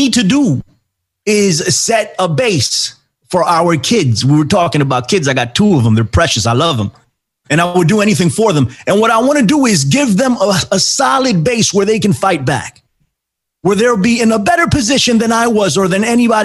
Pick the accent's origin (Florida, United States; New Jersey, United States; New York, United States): New York, United States; New York City; I'm from New York, too. I'm in the Bronx.